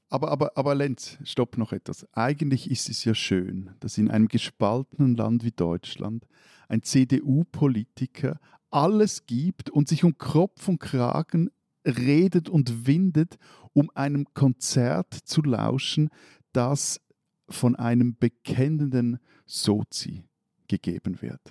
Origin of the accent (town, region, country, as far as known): Switzerland